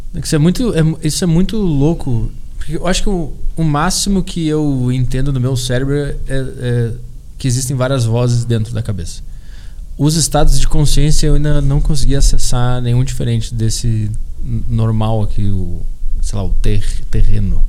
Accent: Porto Alegre, Rio Grande do Sul, Brazil; eu sou de Porto Alegre, e desde criança eu acompanhei o Grêmio

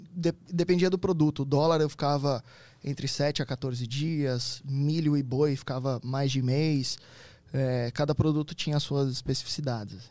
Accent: Santo André, São Paulo, Brazil; eu sou de Santo André.

